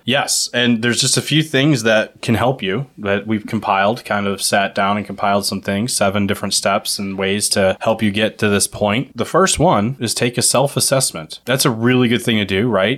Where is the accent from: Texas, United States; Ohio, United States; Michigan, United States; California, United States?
Ohio, United States; in Ohio, where normal people live, we pronounce it as pop